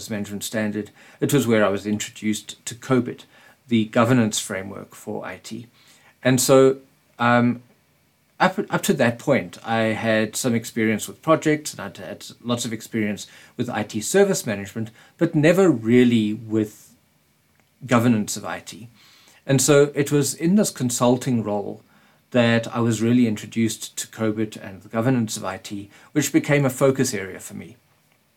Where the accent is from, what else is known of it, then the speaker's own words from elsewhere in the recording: Springs, Gauteng, South Africa; in Springs, my hometown. Springs is a little town in Gauteng in South Africa.